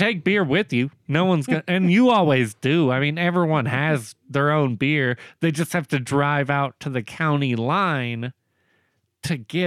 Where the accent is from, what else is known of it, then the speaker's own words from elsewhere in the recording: Woodson, Texas, United States; moved away; Woodson, Texas. My hometown originally.